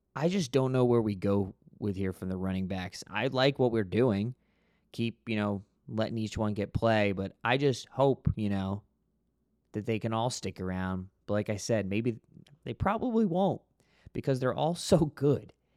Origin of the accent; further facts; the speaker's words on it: Florida, United States; growing up in Florida